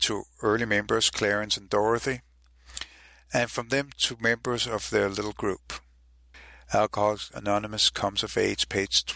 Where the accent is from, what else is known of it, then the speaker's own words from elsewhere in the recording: Copenhagen, Capital Region of Denmark, Denmark; I'm also from Copenhagen, Denmark